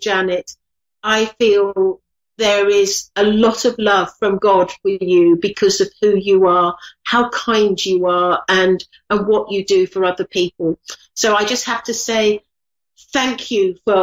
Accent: England, United Kingdom; I'm English

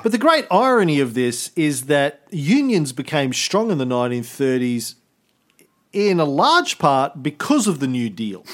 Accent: Australia; as an Australian

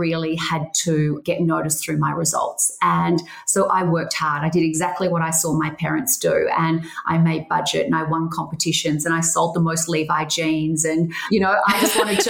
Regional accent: Geelong, Victoria, Australia; I grew up in Geelong and we were near the beach

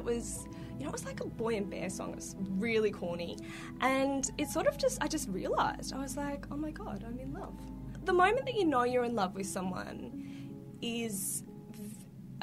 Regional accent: Melbourne, Victoria, Australia; I grew up in Northcote

